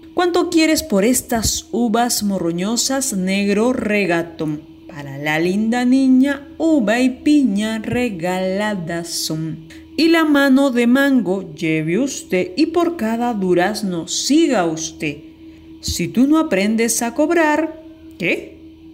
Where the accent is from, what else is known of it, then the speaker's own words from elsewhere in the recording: Lima, Peru; soy de Lima, Perú